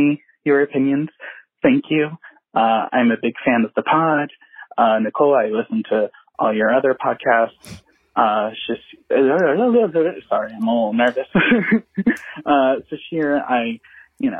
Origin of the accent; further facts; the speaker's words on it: Long Island, New York, United States; I am from Long Island, a very conservative place